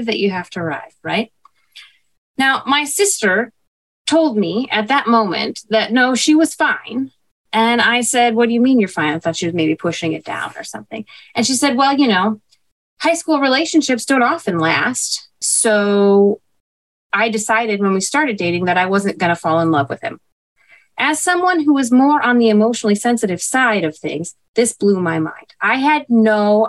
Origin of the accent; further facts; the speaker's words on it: Chicago, Illinois, United States; growing up in Chicago